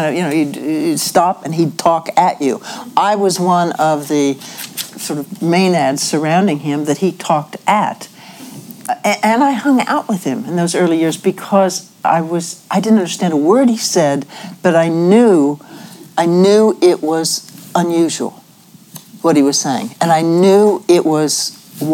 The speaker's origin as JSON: {"language": "English", "region": "Ohio", "country": "United States", "tie": "born or raised there", "moved": "yes", "said": "where I grew up in Ohio"}